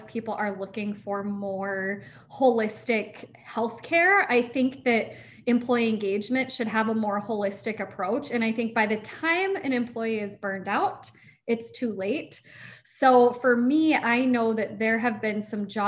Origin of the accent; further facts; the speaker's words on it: Niceville, Florida, United States; I was born in Niceville, Florida